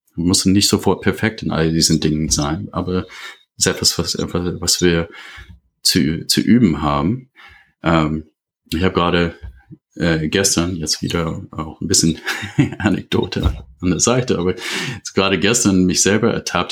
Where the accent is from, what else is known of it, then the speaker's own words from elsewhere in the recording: United States; German is a second language; moved away as an adult; now in Germany; bin äh, aus einem englischsprachigen Raum äh, ursprünglich. Ich komme aus den USA. Ich bin seit 30 Jahren in Deutschland.